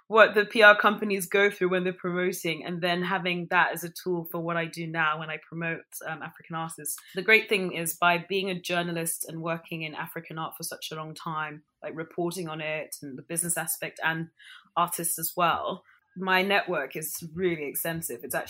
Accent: London, United Kingdom; also born or lived in Ghana / Nigeria / United States; being brought up in London and then being a Ghanaian and Nigerian

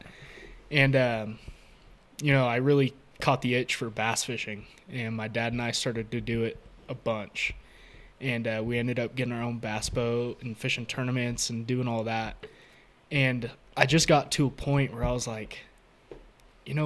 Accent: California, United States; moved away as an adult; now in Boise, United States; I come from California, born and raised in the outdoors

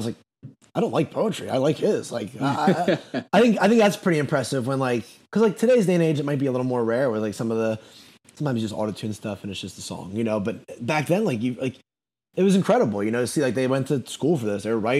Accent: the North, United States; now in North Carolina, United States; moving to North Carolina, I've honestly started to like country a little bit, which is crazy because I'm from the North

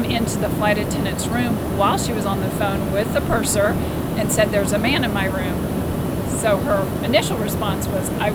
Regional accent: United States; I'm American

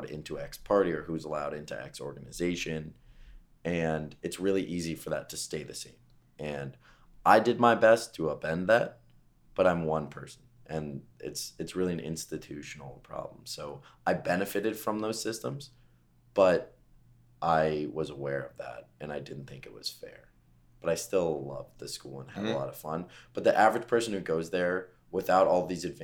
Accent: Westchester, New York, United States; I'm from Westchester, New York, the suburbs outside of New York City

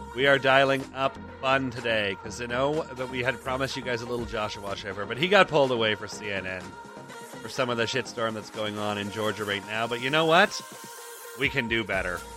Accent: Toronto, Ontario, Canada; moved away; we grew up in Toronto

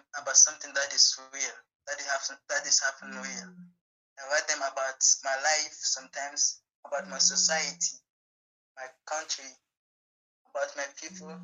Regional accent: Nigeria; I'm from Nigeria and I'm a poet

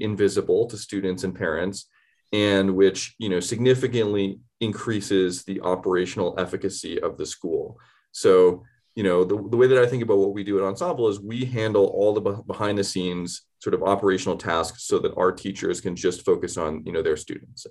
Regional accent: Canada; moved away as an adult; also born or lived in Boston / New York City; now in Denver, United States; I grew up in Canada. I moved to the States for college.

